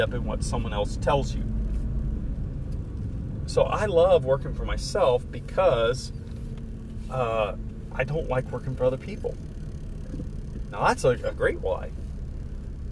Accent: Florida, United States; moved away; My family lives in Florida. I'm from Florida

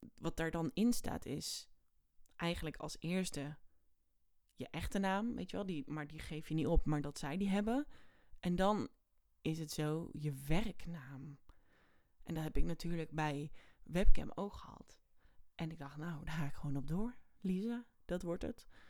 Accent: area around Oosterhout, North Brabant, Netherlands; de omgeving waar ik vandaan kom. Dat was dus in Oosterhout bij de AC

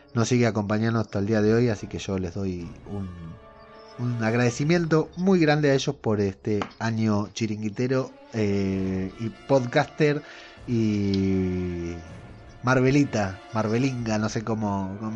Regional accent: Argentina

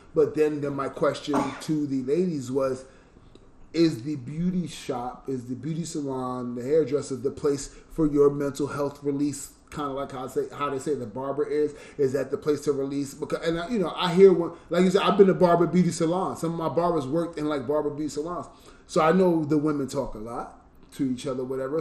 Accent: New York, United States; I was from New York

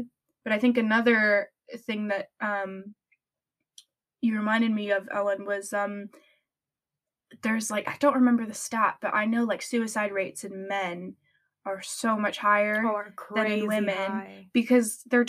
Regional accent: France; English is a second language; France, when I grew up in France, mental health is really not a big thing.

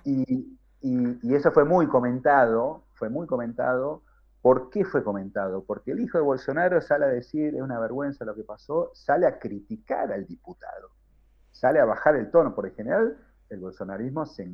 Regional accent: Argentina; now in São Paulo, Brazil

